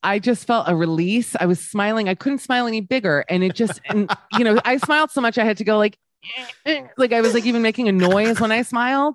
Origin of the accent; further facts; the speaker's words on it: United States; moved away as an adult; now in Amsterdam, Netherlands; being an American woman here